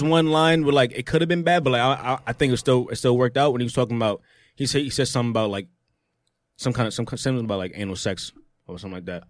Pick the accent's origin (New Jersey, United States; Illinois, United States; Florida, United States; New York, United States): New York, United States; I'm, I'm New Yorker.